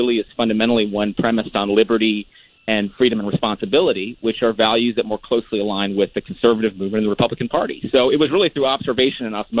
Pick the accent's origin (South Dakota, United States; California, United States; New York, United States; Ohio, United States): California, United States; San Gabriel Valley, Southern; I grew up in Southern California, in the San Gabriel Valley.